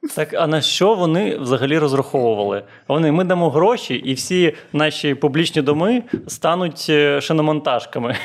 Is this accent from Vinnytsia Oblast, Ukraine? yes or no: no; Chornomorsk, Odesa Oblast, Ukraine; я з Чорноморська, це таке невелике місто, і там кожні 5 хвилин ходять маршрутки до Одеси.